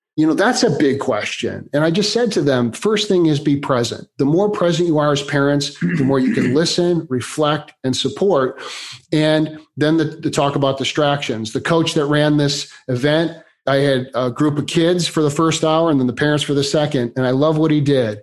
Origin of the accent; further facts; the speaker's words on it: Chicago, Illinois, United States; now in California, United States; Born and raised in Chicago, been in here in California for about the last 25 years.